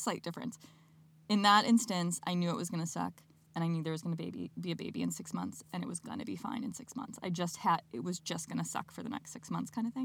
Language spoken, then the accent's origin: English; Midwest, United States; I'm from the Midwest